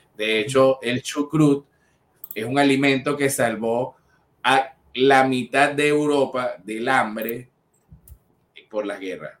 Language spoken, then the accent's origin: Spanish; Venezuela; como venezolanos creadores de contenido